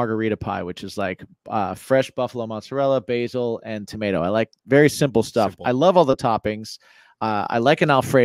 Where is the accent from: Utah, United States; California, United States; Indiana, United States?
Indiana, United States; now in New York, United States; I grew up in Indiana, which was just where I grew up was 2 hours south of Chicago and 2 hours north of Indianapolis